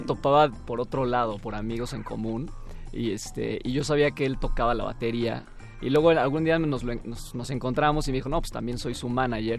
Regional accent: Morelia, Michoacán, Mexico; now in Mexico City, Mexico; yo soy de Morelia, entonces yo está vivo en la Ciudad de México desde 8 años

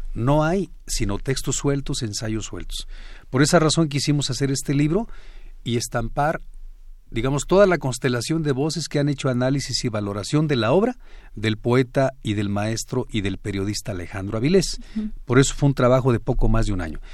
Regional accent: Michoacán, Mexico; yo soy de Michoacán

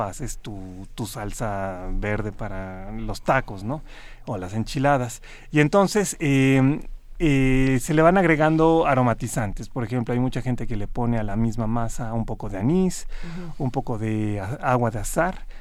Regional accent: Mexico; aquí en México se producía el azúcar y se producían unas cantidades increíbles

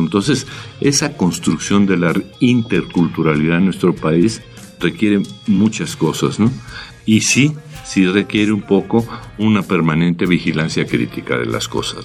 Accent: Mexico City, Mexico; nosotros, los habitantes de de México, pues somos eso, nada, chilangos

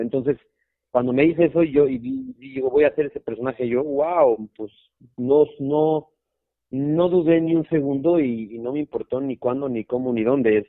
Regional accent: Mexico

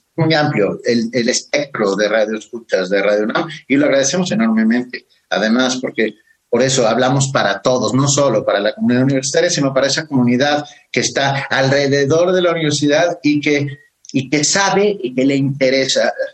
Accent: Mexico; somos los, los mexicanos

